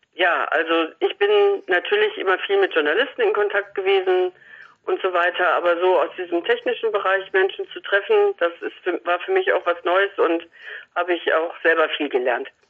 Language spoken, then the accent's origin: German; Salzkotten, North Rhine-Westphalia, Germany; in meiner Heimatstadt Salzgotten bei Paderborn